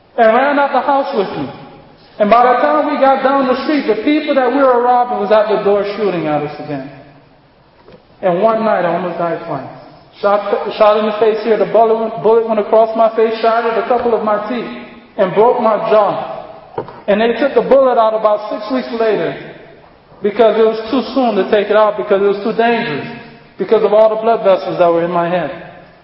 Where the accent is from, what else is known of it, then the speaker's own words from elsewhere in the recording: Miami, Florida, United States; also born or lived in Freeport, Bahamas; I was born in Freeport, Bahamas, in 1975, and I came here to the United States when I was five months old. But I spent 34 years of my life in the city of Miami